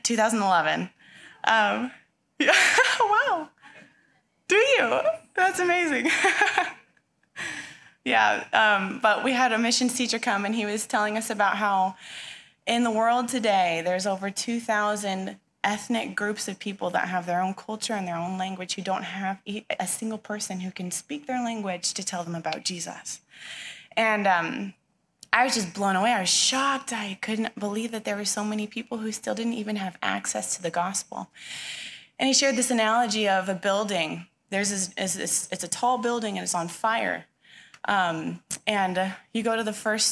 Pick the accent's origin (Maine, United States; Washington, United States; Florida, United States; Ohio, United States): Washington, United States; Touchet; moved away as an adult; also born or lived in Michigan; now in Chihuahua, Mexico; I grew up right in Tushy